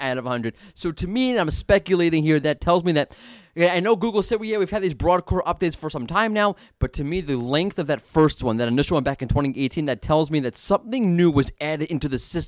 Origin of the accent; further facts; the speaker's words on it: New York, United States; I'm from New York.